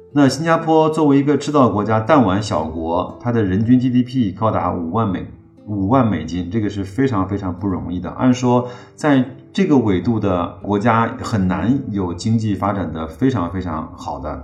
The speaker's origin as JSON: {"language": "Chinese", "country": "China", "said": "不像我们在中国有"}